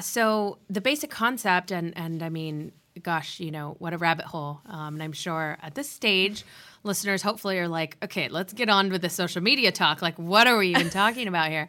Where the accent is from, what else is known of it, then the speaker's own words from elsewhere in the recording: San Diego, California, United States; also born or lived in Santa Barbara, California; growing up in San Diego